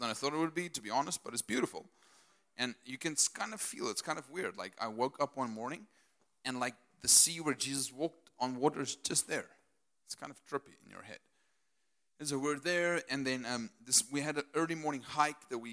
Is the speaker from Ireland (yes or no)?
no; Potchefstroom, North West, South Africa; I'm Afrikaner from Potchefstroom.